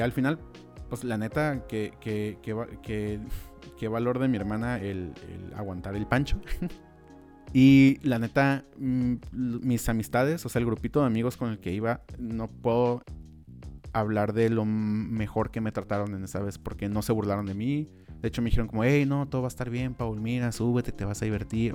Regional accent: Tijuana, Baja California, Mexico; crecimos en Tijuana

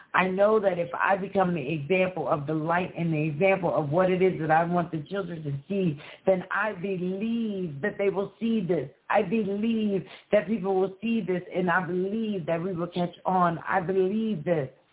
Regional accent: Philadelphia, Pennsylvania, United States; I'm from Pennsylvania and I'm from Philadelphia

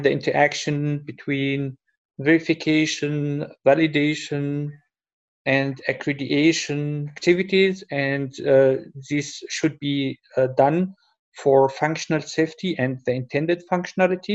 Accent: Germany; From Germany

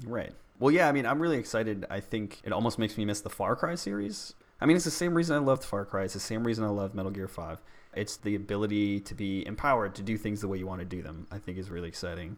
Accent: Boston, Massachusetts, United States; I grew up in Boston

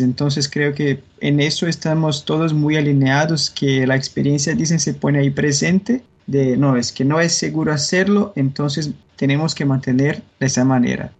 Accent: Brazil; Spanish is a second language; yo soy brasileño

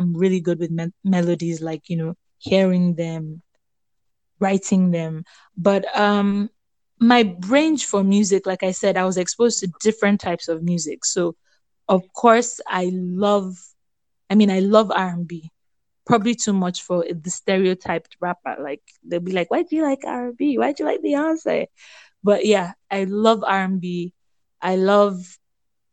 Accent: Nigeria; also born or lived in Lagos / Ibadan; I grew up in Lagos and Ibadan.

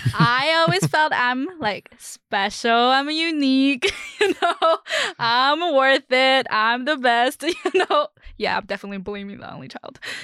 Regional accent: China; moved away; I'm from China.

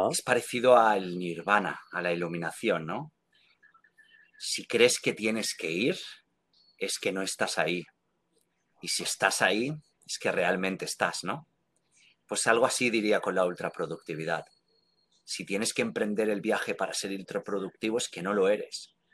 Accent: Spain; moved away; que es algo que lancé cuando salí de España.

